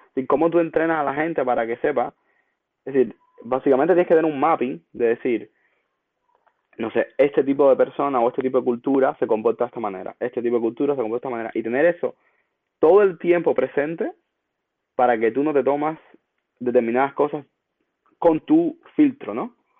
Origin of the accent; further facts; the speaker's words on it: Cuba; moved away as an adult; now in United States; en mi caso como cubano, eh, mientras vivía en Cuba